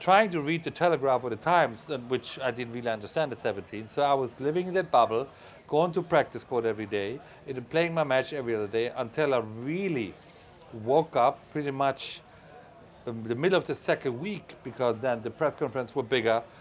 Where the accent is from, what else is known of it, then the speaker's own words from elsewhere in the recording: Germany; I was a little boy growing up in West Germany